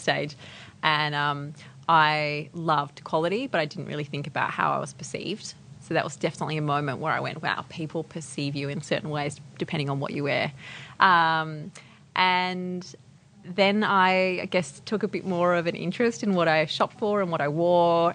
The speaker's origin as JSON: {"language": "English", "town": "Adelaide", "region": "South Australia", "country": "Australia", "tie": "born or raised there", "moved": "yes", "said": "I grew up in Adelaide, so a little bit far"}